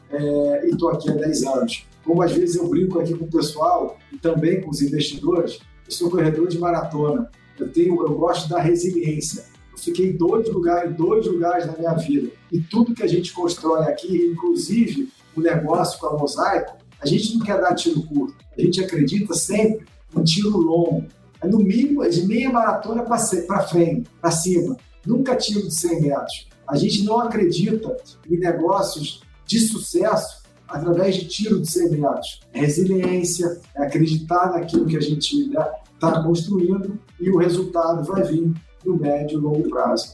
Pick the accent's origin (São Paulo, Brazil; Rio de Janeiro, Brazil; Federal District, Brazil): Rio de Janeiro, Brazil; accent: carioca; eu sou carioca, né? Como o sotaque deve dar para perceber